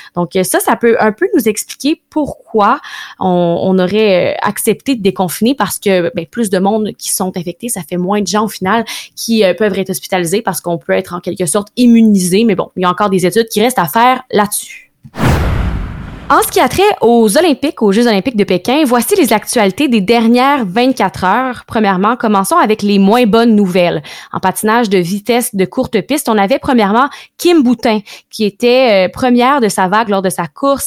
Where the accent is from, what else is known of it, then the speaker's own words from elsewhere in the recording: Canada; chez nous au Canada